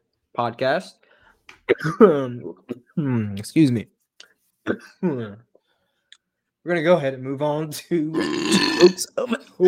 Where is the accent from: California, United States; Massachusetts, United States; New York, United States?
New York, United States; now in North Carolina, United States; growing up in New York and here in North Carolina